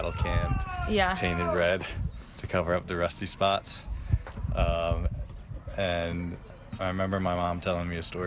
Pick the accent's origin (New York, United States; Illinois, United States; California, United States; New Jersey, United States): New York, United States; I grew up near in New York